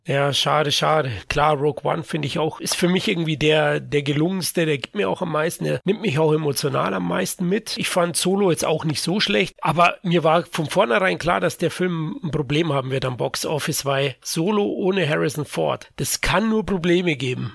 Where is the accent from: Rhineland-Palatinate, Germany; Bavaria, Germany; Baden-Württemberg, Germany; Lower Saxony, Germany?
Bavaria, Germany; Ich bin Bayer